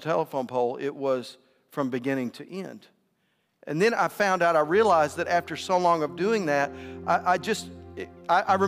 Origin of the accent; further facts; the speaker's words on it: West Texas, United States; I'm from West Texas